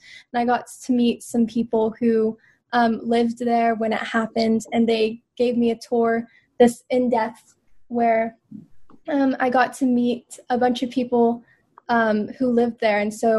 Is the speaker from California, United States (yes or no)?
yes; Davis, California, United States; now in New York, United States; Yes, I was born and raised in Northern California.